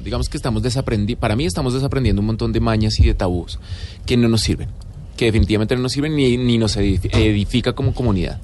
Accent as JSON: {"language": "Spanish", "country": "Colombia", "said": "como sociedad colombiana que crecimos con una doble moral terrible"}